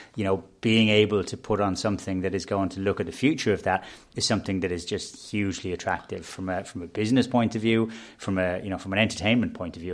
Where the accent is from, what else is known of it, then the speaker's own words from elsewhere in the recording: Dublin, Leinster, Ireland; we're all from Dublin. We're, you know, we're rooted in Dublin.